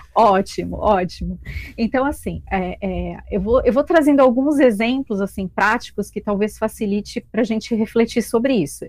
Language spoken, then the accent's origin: Portuguese; São Paulo, Brazil; moved away as an adult; now in Balneário Camboriú, Brazil; sou de São Paulo